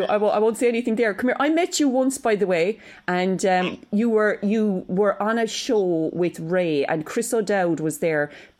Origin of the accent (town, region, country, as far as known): Cork, Munster, Ireland; accent: Cork